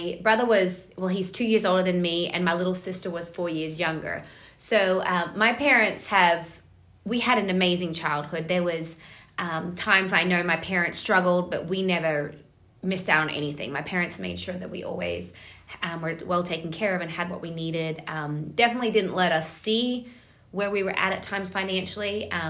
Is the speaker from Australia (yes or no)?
yes; Australia; So I originally grew up in Australia. My dad is a Australian champion bull rider and bareback rider, and my mom is an Australian